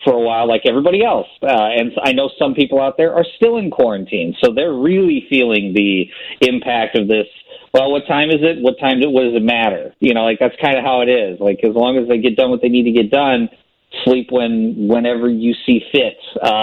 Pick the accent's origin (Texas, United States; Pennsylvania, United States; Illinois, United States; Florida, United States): Illinois, United States; I grew up in Middle America and Illinois